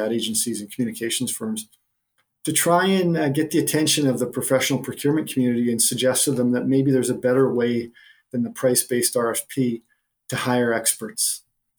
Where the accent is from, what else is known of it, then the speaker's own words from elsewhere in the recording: the middle of Canada, central Canada, Canada; I'm a Canadian who grew up in the middle of Canada